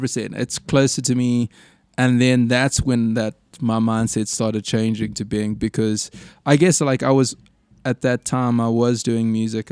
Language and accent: English; Durban, KwaZulu-Natal, South Africa; growing up in Durban